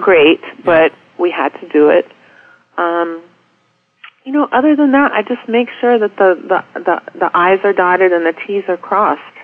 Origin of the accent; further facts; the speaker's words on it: Charlotte, North Carolina, United States; now in Washington, D.C. area, United States; I grew up in Charlotte in the 70s